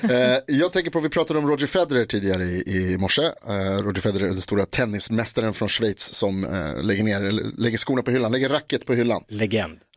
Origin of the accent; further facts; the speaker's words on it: Sweden; Ah, jag kommer från Sverige berättade jag.